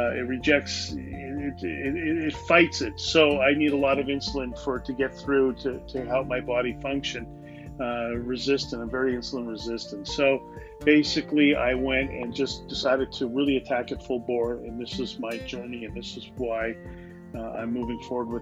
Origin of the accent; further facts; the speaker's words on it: Canada; I'm a Canadian